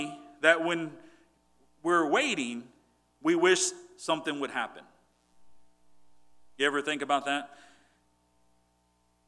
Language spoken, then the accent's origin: English; Port Lavaca, Texas, United States; also born or lived in Cuero, Texas / Victoria, Texas; God moved me to a bigger city, Port Lavaca, Texas. And I went to high school there